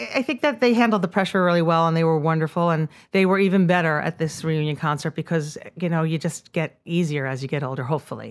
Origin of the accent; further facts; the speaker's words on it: Rockland County, New York, United States; I grew up in Rockland County